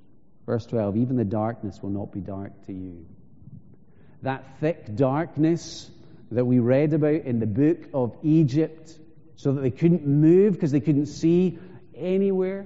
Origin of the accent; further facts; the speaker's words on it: Isle of Skye, Scotland, United Kingdom; When I was growing up in Skye, we used to hear stories. So I'm from the northwest of the island